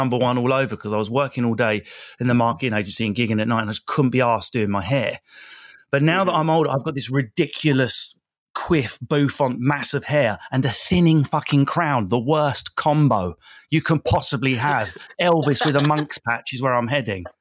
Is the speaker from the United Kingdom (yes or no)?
yes; Essex, East of England, United Kingdom; moved away; I'm from Essex